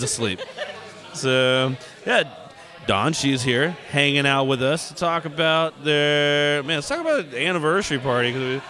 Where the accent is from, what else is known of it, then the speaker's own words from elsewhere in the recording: Humble, Texas, United States; I grew up in Humble